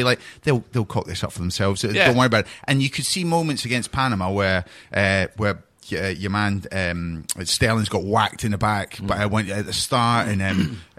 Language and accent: English; Scotland, United Kingdom; As a Scotsman